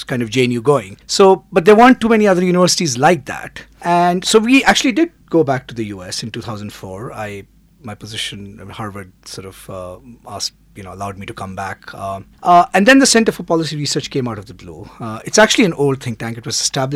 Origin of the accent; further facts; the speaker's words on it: India; moved away as an adult; also born or lived in United States / England; we moved back to India from the United States after having lived in the US for 14 years and before that 3 years in England